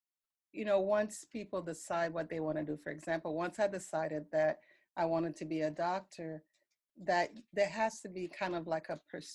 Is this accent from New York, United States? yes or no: yes; New York City, New York, United States; I grew up in New York City. And, you know, once I moved to the U.S., my mom had settled in New York City